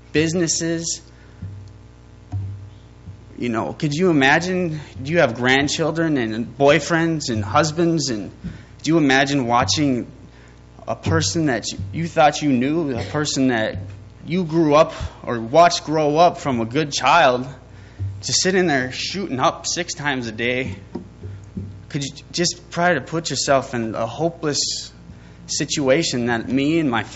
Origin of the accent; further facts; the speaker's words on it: Fargo, North Dakota, United States; I was born and raised in Fargo, North Dakota